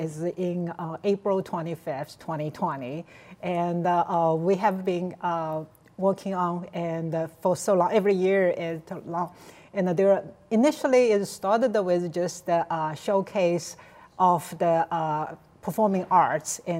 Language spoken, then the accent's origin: English; China; now in Chicago, United States; I'm from China, and but I stayed here more than half of my life.